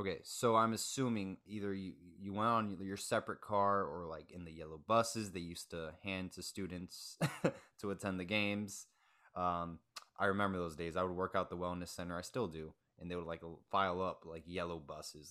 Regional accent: Coral Gables, Florida, United States; born and raised in Coral Gables, and I, I currently live in Coral Gables

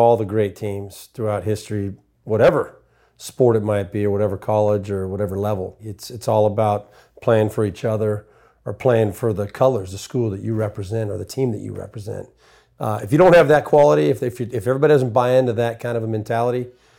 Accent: California, United States; I grew up in Southern California.

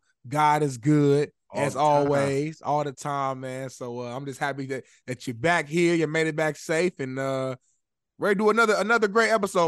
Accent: Chicago, Illinois, United States; I'm from Chicago, you feel me?

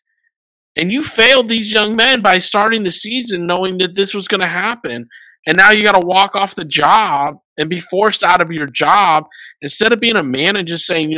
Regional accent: United States; also born or lived in Washington; I'm an American

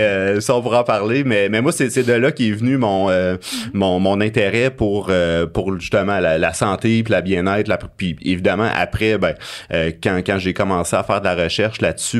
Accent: Abitibi, Quebec, Canada; J'ai grandi en Abitibi

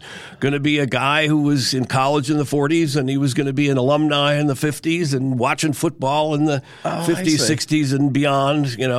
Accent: Ann Arbor, Michigan, United States; No, I'm a Flatlander. No, I was born in Ann Arbor. My dad was a graduate student at the University of Michigan. So I was born in Ann Arbor. My parents are both from Queens.

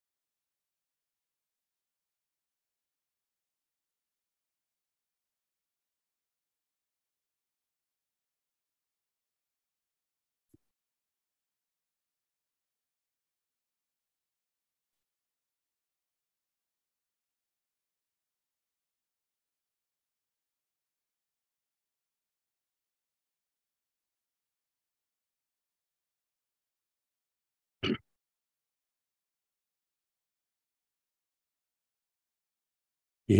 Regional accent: New York, United States; as a New Yorker, born and raised, and we lived in the city for about 4 years

